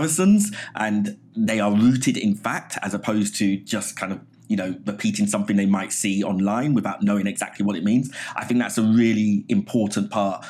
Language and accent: English; London, United Kingdom; moved away as an adult; also born or lived in Hammersmith; now in New York, United States; I was born in Hammersmith, but I grew up in Southeast London, an area called Abbey Wood